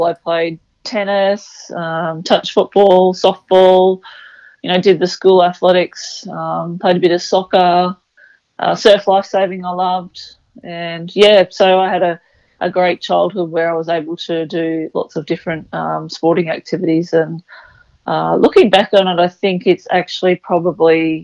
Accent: Mullumbimby, New South Wales, Australia; I come from Mullumbimby, which is in northern New South Wales, and it's not too far from Byron Bay in Brunswick Heads, so fairly coastal region. And I suppose just growing up in that sort of environment

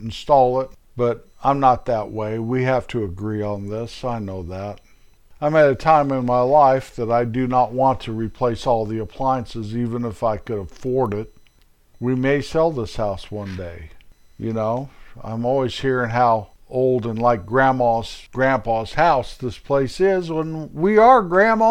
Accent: United States; I am an American.

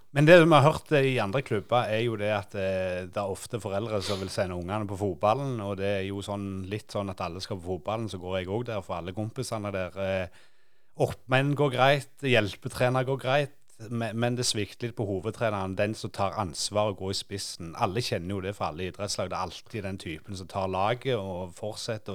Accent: Sandnes, Rogaland, Norway; vi vokste opp uh, ute på Gandal

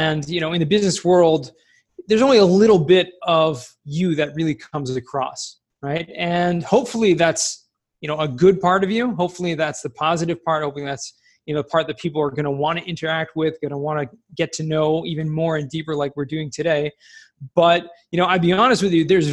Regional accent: Los Angeles, California, United States; moved away as an adult; also born or lived in San Diego, United States / Jerusalem, Israel; I grew up in Southern California, California, Los Angeles, Woodland Hills, specifically in San Fernando Valley

